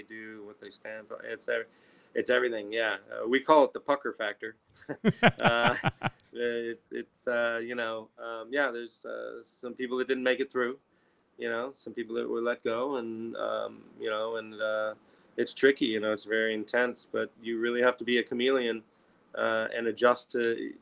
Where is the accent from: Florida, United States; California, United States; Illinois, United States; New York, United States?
Illinois, United States; Chicago; I'm from Chicago